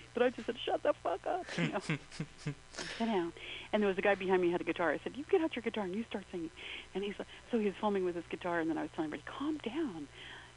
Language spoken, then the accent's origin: English; Albuquerque, New Mexico, United States; I grew up in New Mexico, I grew up in what was semi-rural Albuquerque